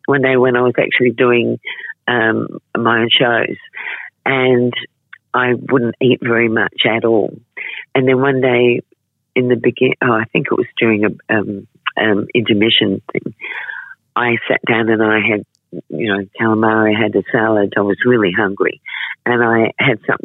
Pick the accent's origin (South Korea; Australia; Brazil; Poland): Australia; Adelaide, South Australia; I was born in Adelaide